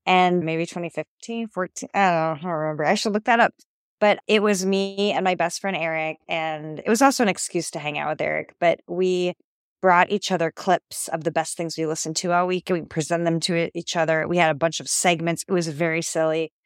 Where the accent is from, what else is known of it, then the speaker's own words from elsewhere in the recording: Ohio, United States; moved away as an adult; also born or lived in Rome / New York City; I'm from Ohio, but I haven't lived there